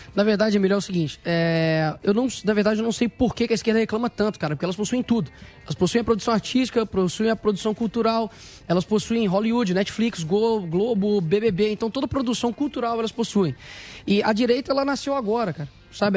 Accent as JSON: {"language": "Portuguese", "town": "Belo Horizonte", "region": "Minas Gerais", "country": "Brazil", "tie": "born or raised there", "said": "que é o local onde eu nasci, que foi a favela da Cabana do Pai Tomás"}